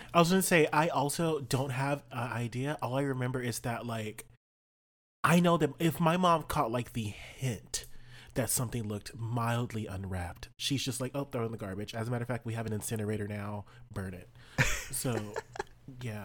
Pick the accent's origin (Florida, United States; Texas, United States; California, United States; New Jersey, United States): Texas, United States; South; I grew up in South Texas